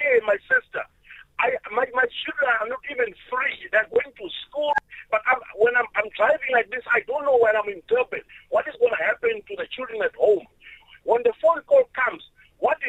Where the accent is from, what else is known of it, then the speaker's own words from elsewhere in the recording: Malawi; now in South Africa; I'm a Malawian citizen. I'm a South African citizen by residence.